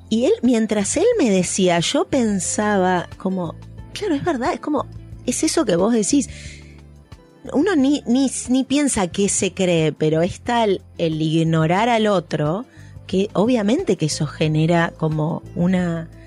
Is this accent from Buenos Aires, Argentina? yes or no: yes; Buenos Aires, Argentina; accent: porteño; lo peor que podía hacer yo era que se me notara mi acento porteño